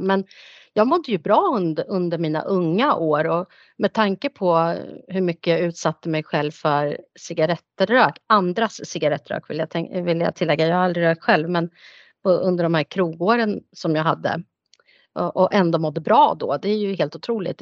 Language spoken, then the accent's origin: Swedish; Nyköping, Södermanland, Sweden; moved away as an adult; also born or lived in Stockholm; jag är född och uppvuxen här i Nyköping men bodde många år i Stockholm